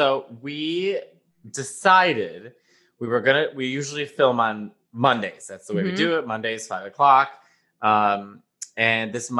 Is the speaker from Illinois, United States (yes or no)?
yes; Chicago, Illinois, United States; I'm from Chicago.